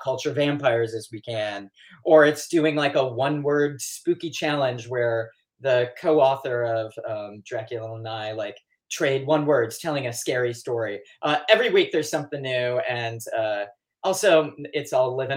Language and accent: English; Detroit, Michigan, United States; Detroit proper, actually. Right in Detroit. I think I'm like fourth generation.